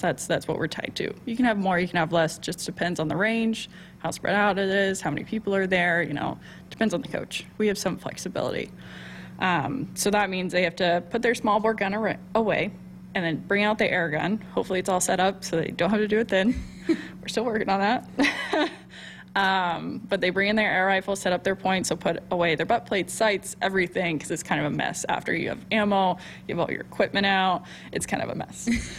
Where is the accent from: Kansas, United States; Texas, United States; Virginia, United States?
Texas, United States; You know, I'm from Texas, so.